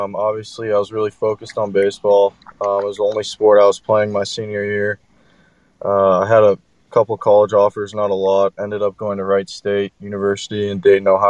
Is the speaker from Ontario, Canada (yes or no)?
yes; Toronto, Ontario, Canada; I grew up in the Toronto area